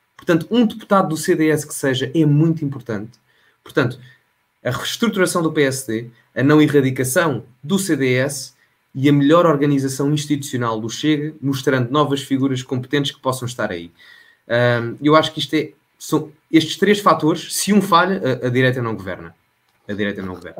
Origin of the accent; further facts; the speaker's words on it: Oeiras, Lisbon, Portugal; also born or lived in Loures; Eu cresci um, em Oeiras e em Louros, uh, desde miúdo, uh, nos dois sítios